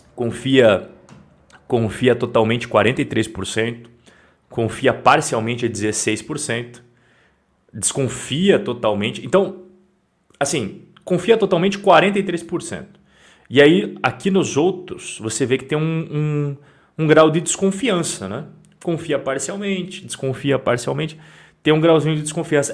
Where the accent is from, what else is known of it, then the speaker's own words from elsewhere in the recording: Curitiba, Paraná, Brazil; Eu não sou paulista, vocês sabem que eu não sou paulista. Eu sou nascido em Curitiba, capital do Paraná.